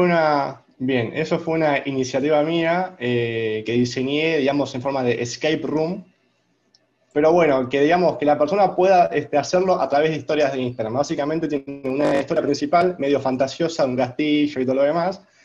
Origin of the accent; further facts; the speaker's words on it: Argentina; first language Spanish; soy argentino